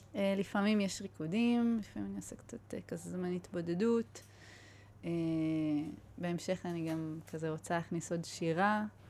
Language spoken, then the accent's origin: Hebrew; Israel; אני באה מקיבוץ